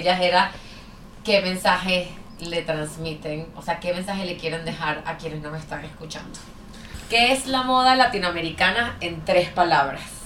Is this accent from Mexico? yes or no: no; Venezuela; como venezolana